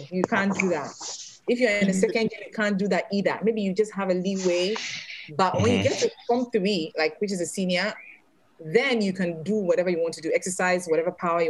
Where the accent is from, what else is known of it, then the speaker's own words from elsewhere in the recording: Accra, Greater Accra, Ghana; moved away; I'm from Accra.